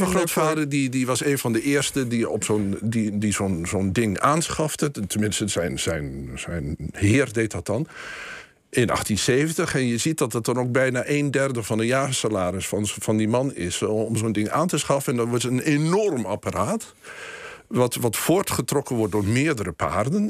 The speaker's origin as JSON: {"language": "Dutch", "town": "Boekelo", "region": "Overijssel", "country": "Netherlands", "tie": "born or raised there", "said": "ik ben, eh, opgegroeid in Boekelo, dichtbij een bos"}